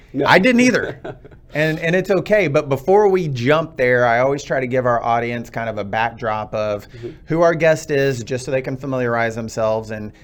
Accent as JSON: {"language": "English", "region": "Texas", "country": "United States", "tie": "born or raised there", "said": "I'm from Texas, born and raised."}